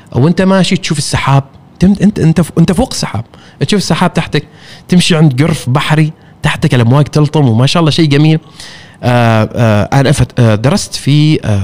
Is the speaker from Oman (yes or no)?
yes; Oman; انا عماني وانا سائح